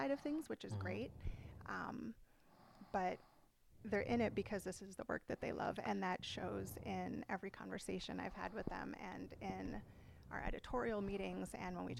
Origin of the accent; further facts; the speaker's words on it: Midwest, United States; now in San Diego, United States; I grew up in the Midwest, so potentially Chicago, Madison, like going back to my hometown